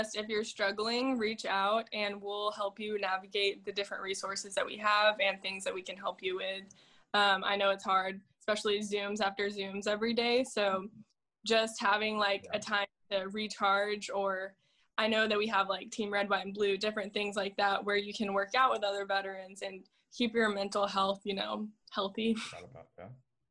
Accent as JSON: {"language": "English", "region": "North Texas", "country": "United States", "said": "I'm from North Texas, so Lockheed Martin is there"}